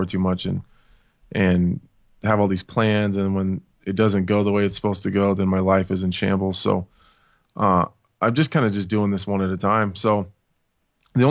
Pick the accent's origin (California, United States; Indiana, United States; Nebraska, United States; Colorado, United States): Nebraska, United States; I'm from Nebraska